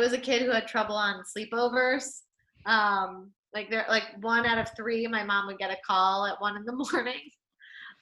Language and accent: English; New York City, New York, United States; I'm from New York City. I grew up in the city